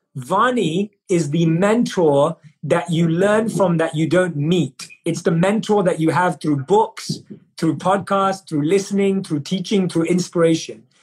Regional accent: London, United Kingdom; born and raised in London, and I grew up in a society where success and achievement was seen as the metric

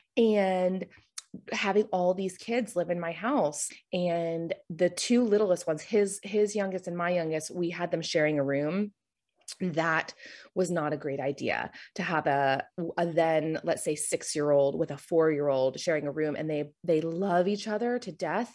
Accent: Florida, United States; moved away as an adult; now in Charlotte, United States; I'm originally from Florida. I moved here right after college

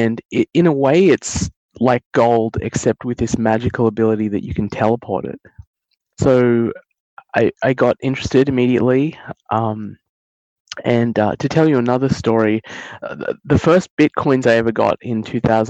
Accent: Australia; I was born and raised in Australia with my sister, but my father and my mother were born in India

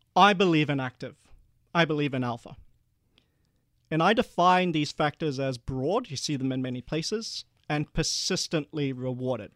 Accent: Perth, Western Australia, Australia; also born or lived in Malaysia; we were one of the first Asian families after the White Australia policy to move to Perth

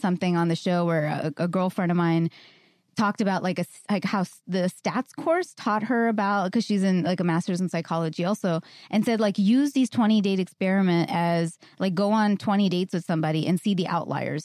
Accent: New York, United States; I'm a New Yorker

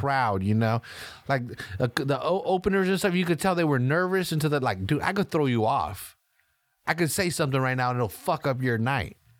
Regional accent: California, United States; I'm from California

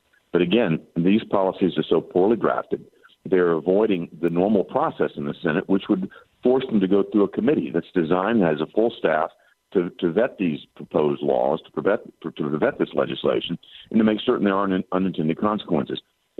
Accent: Tennessee, United States; my home state of Tennessee

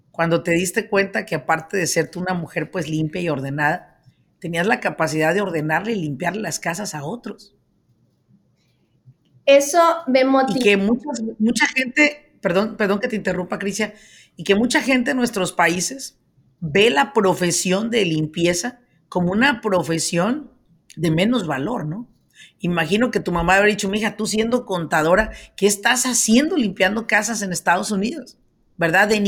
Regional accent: El Salvador; moved away as an adult; now in Maryland, United States; Llegué en el 2008, soy

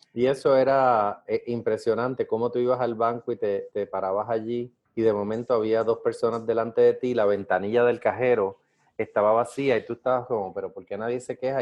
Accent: Puerto Rico; fue la primera vez que yo salí de Puerto Rico, de Estados Unidos

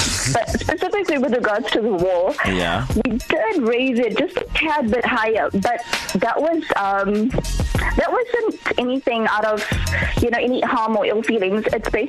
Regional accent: Chatsworth, KwaZulu-Natal, South Africa; Well, I'm from Chatsworth

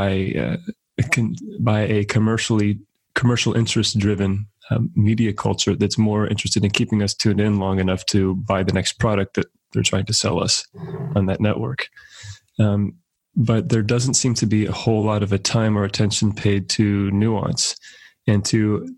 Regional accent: Central California, United States; as an American kid growing up in Central California

